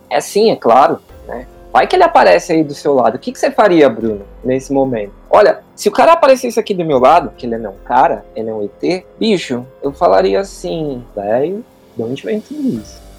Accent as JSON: {"language": "Portuguese", "country": "Brazil", "said": "a gente é do Brasil"}